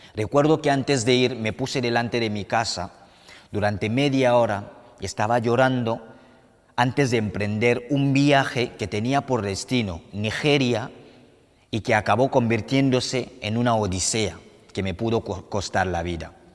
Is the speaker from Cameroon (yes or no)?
yes; Cameroon; now in Spain; Yo soy de Camerún, un país situado en el corazón del continente africano.